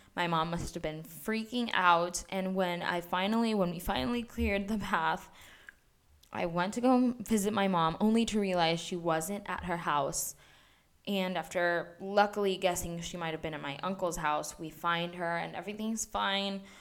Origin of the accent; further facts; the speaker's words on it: Puerto Rico; also born or lived in Mayagüez; I am from Puerto Rico, and I currently reside in Mayagüez